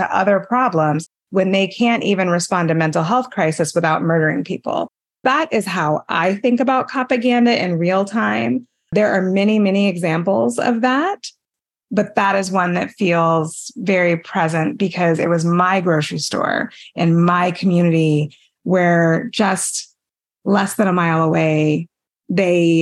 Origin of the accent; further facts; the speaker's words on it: El Paso, Texas, United States; I grew up in El Paso, Texas.